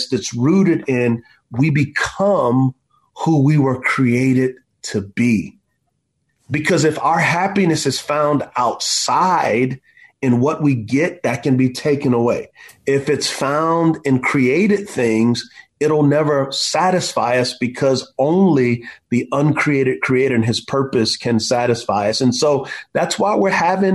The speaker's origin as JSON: {"language": "English", "country": "United States", "said": "as American Christians"}